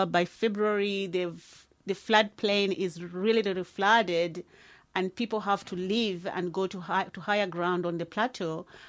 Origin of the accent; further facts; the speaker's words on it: Barotseland, Western Province, Zambia; first language Lozi; English is a second language; moved away as an adult; now in Dunedin, New Zealand; I'm from Zambia and I'm from that part of Zambia called Barotseland, which is in the western province of Zambia.